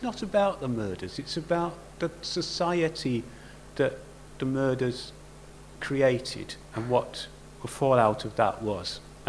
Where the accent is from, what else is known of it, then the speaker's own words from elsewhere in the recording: Yorkshire and the Humber, United Kingdom; I'm keeping my flat cap on because I'm a Yorkshireman.